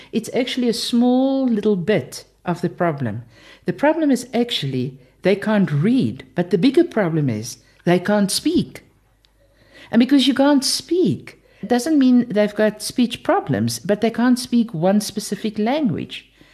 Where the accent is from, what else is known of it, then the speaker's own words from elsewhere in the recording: South Africa; I'm from South Africa